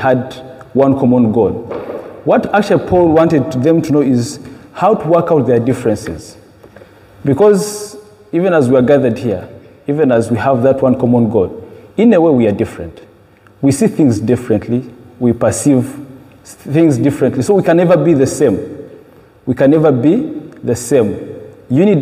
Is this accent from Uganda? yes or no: yes; Uganda; moved away; I come from Uganda